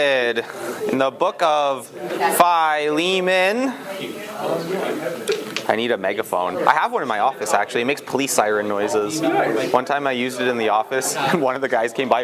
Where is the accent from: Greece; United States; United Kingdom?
United Kingdom; England; I'm English